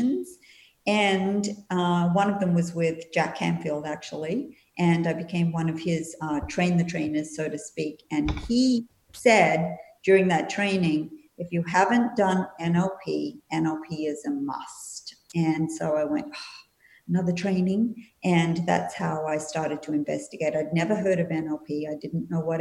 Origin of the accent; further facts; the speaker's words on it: Perth, Western Australia, Australia; also born or lived in Sydney, Australia / Melbourne, Australia / New Zealand; now in Florida, United States; I was originally from Perth. I was born in Perth and I lived in Sydney and Melbourne and New Zealand for 5 years before coming to the US.